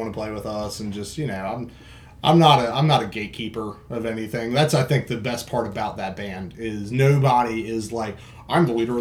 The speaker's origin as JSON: {"language": "English", "town": "Roanoke", "region": "Virginia", "country": "United States", "also_born_or_lived": "Sebring, Florida", "said": "I lived in Florida. I'm originally from Roanoke, Virginia."}